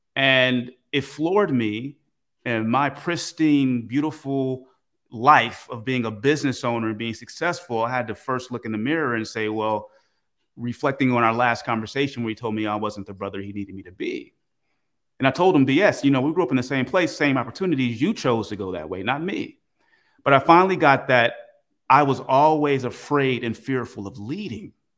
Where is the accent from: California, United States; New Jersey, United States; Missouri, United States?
California, United States; Oakland; I grew up in Oakland, California, pretty rough place